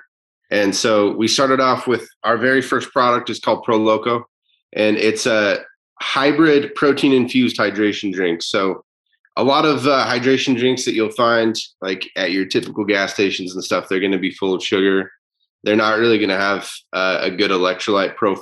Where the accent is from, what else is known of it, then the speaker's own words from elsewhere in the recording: Utah, United States; I'm from Utah